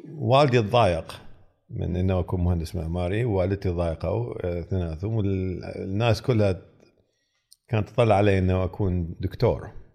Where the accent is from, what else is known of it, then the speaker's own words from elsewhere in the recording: Iraq; moved away as an adult; also born or lived in United States; انا تخرجت من امريكا وقاعد بنصهم وعراقي